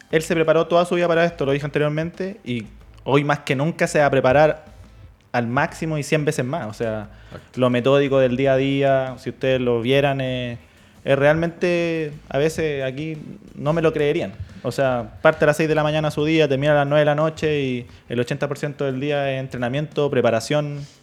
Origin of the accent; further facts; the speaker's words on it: Chile; nosotros como chilenos tenemos